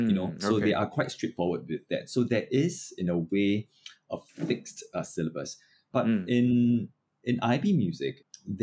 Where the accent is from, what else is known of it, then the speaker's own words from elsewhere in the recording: Singapore; So I was from Chongshan Primary School. I think if you have lived long enough in the Ang Mo Kio area, you know, that's where I started my music.